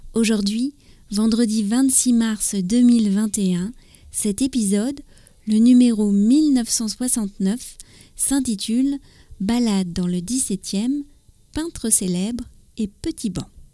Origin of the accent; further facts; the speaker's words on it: France; also born or lived in near Paris; je suis française, j'habite près de Paris